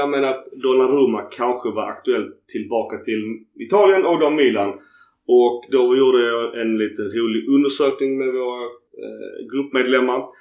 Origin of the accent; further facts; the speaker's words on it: Sweden; Vi är ett gäng från Sverige som är ner.